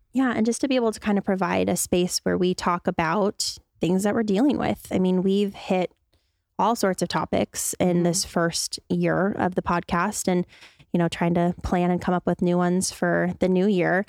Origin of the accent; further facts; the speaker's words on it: Spokane, Washington, United States; I grew up in Spokane.